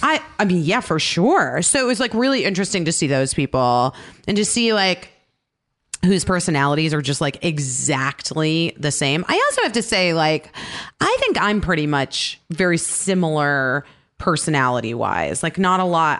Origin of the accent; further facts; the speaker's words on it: Scottsdale, Arizona, United States; moved away; I grew up in Scottsdale, Arizona